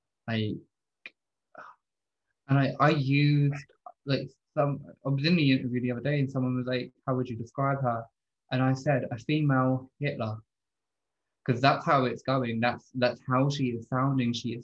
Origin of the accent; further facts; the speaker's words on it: United Kingdom; I grew up in a really rough area. I'm from Lee Park, you know, we're a very notorious community.